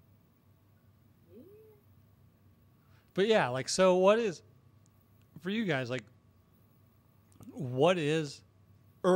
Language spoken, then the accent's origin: English; Western North Carolina, United States; I grew up like in Western North Carolina